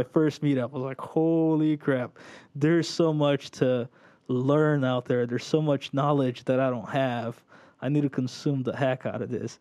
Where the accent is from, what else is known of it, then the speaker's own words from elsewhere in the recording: São Paulo, Brazil; moved away as an adult; also born or lived in Orlando area, United States; now in Orlando, United States; I was born in Brazil, São Paulo, Brazil. Um, moved here when I was ten, stayed here for a year and a half to two years, not very long